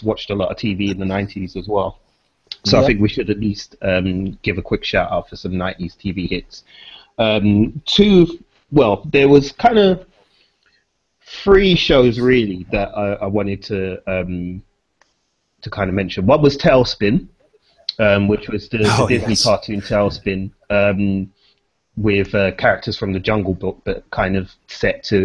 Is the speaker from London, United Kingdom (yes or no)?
yes; London, United Kingdom; I grew up in Peckham in the early 90s.